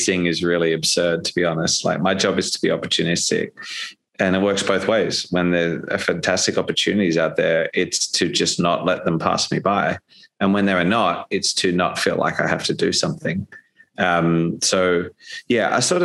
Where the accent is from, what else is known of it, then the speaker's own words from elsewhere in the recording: Australia; as an Australian